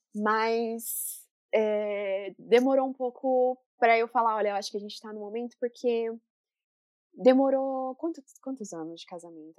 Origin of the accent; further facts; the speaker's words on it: Brazil; moved away as an adult; now in United States; eu sou brasileira.